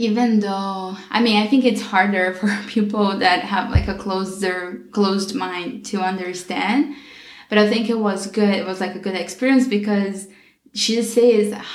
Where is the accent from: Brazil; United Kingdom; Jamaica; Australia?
Brazil; born or raised there; English is a second language; moved away as an adult; now in Washington, United States